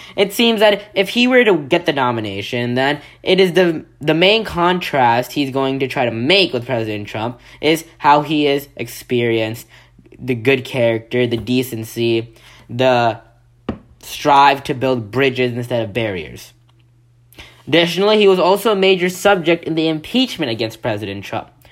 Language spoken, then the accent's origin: English; Virginia, United States; my home state of Virginia